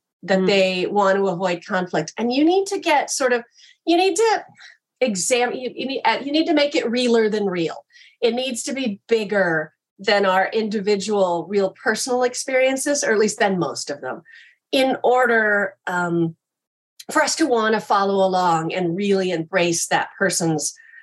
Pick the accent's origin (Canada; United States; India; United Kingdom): United States; Kansas; I grew up in Kansas